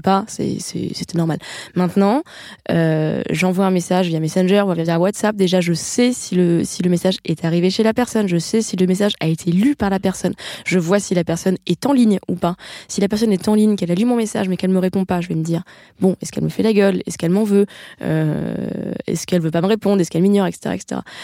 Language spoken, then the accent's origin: French; Paris, Île-de-France, France; je suis parisienne